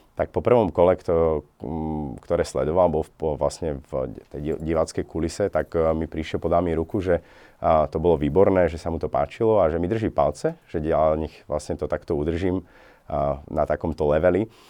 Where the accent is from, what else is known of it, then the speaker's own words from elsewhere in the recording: Slovakia; now in Norway; originálne pochádzam vlastne zo Slovenska